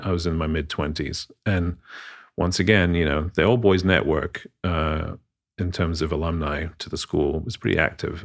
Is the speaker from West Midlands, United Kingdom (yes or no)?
no; London, United Kingdom; moved away; I'm, I'm from abroad, uh, born and raised in London.